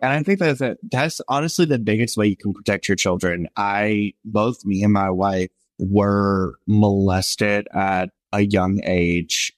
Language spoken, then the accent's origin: English; the South, United States; born or raised there